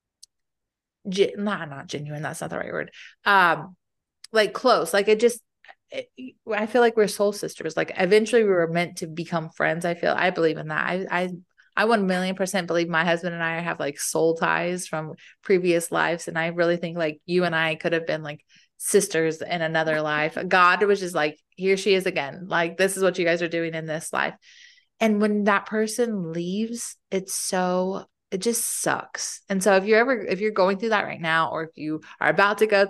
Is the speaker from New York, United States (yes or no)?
no; Fayetteville, North Carolina, United States; I grew up in Fayetteville, so I do have a non-military support system there